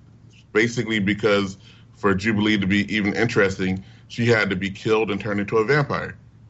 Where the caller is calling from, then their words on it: Glendale, California, United States; I am calling from Glendale, California. I'd like to talk about X-Men Apocalypse, the movie.